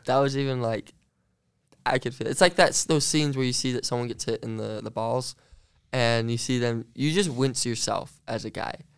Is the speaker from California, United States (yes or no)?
no; Central Utah, United States; I grew up um, about, like, Central Utah